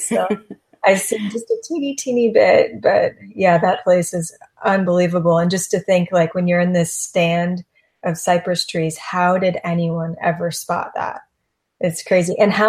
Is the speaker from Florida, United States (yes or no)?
yes; Florida, United States; So my family, I'm seventh generation from East Coast of Florida.